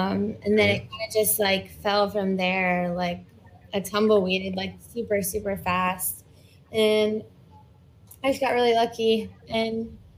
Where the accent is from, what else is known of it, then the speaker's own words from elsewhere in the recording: Virginia Beach, Virginia, United States; So I'm from Virginia Beach. That's where my home base is. I do a lot of traveling, like up and down the East Coast.